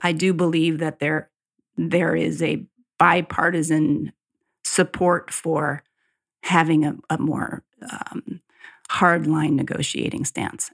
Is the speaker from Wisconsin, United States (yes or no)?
no; Cazenovia, New York, United States; my hometown in Casanova, New York, near Colgate and Cornell, that area outside of Syracuse